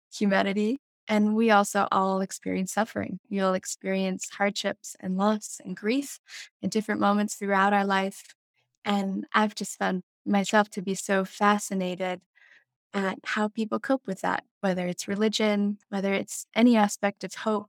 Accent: Jackson, Wyoming, United States; growing up in Teton County

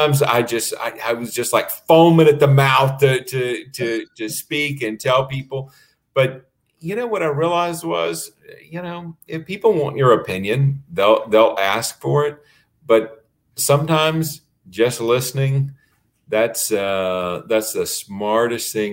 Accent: Florida, United States; In my hometown, during the winter, they grow tomatoes

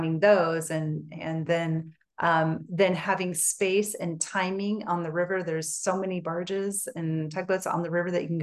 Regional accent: Portland, Oregon, United States; also born or lived in Colorado; now in Northern California, United States; I grew up in Portland, Oregon

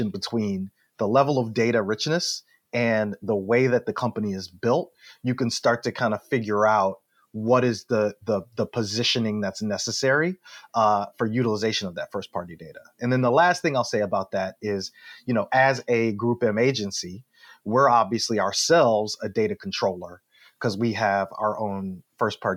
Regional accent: Detroit, Michigan, United States; I'm from Detroit

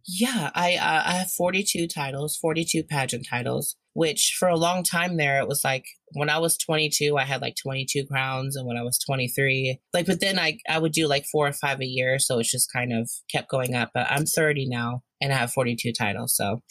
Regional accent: Indiana, United States; now in Ohio, United States; I'm originally from Indiana, but I live in Ohio now

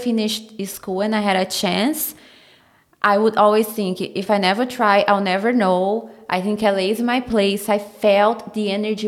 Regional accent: Brazil; English is a second language; moved away as an adult; now in Los Angeles, United States; I am from Brazil, and I brought it here to the US around 4 years ago

